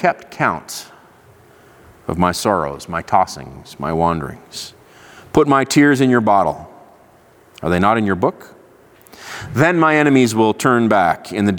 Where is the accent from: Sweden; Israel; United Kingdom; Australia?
Israel; moved away; I grew up in Israel. I'm fluent in Hebrew